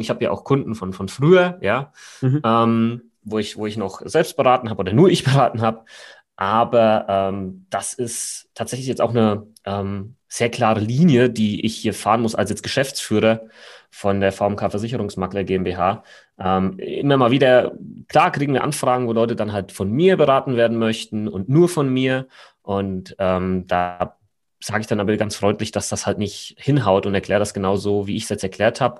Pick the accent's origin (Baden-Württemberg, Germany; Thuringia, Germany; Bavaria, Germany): Bavaria, Germany; Aschaffenburg; now in Munich, Germany; wo ich herkomme, ursprünglich aus Aschaffenburg, falls das jemand kennt, in Unterfranken, nicht Hessen.